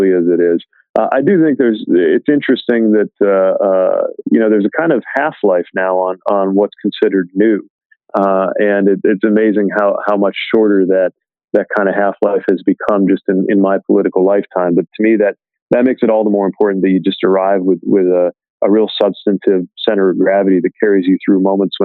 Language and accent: English; industrial Midwestern city, United States; I decided to compete to become the mayor of my industrial Midwestern city